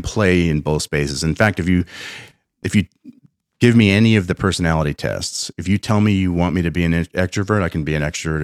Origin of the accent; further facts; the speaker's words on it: Pennsylvania, United States; I'm from Pennsylvania